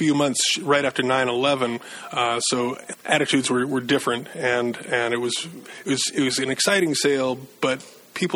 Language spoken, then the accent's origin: English; Maine, United States; moved away as an adult; also born or lived in Eugene, Oregon; I was born and raised in Maine